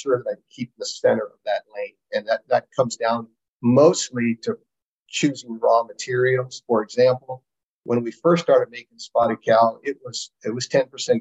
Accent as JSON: {"language": "English", "town": "San Francisco", "region": "California", "country": "United States", "moved": "yes", "lives_now": "Wisconsin, United States", "said": "I'm from California, from San Francisco"}